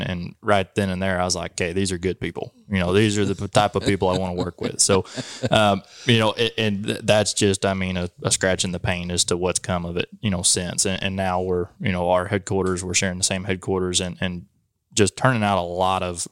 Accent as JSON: {"language": "English", "area": "Chillicothe?", "region": "Missouri", "country": "United States", "tie": "born or raised there", "also_born_or_lived": "Phoenix, Arizona", "moved": "as an adult", "said": "I was born and raised in Stillville, lived there almost my whole life"}